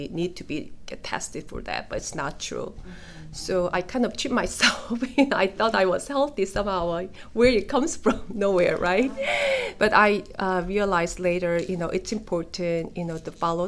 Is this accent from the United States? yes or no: no; South Korea; moved away; I'm from South Korea